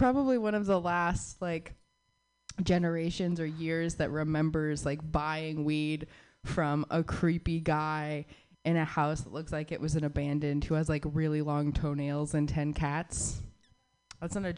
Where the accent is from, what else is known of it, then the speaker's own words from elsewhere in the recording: Southwest, United States; I grew up in the Southwest